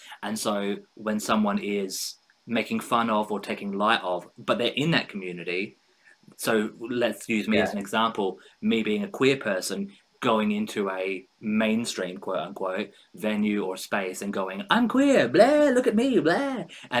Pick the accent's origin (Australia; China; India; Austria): Australia; this is something as an Australian, and I think many Australians will feel that struggle, internal struggle, because we are a, as an Australian, we're a take the piss, have a laugh, kind of like that lad quote unquote culture.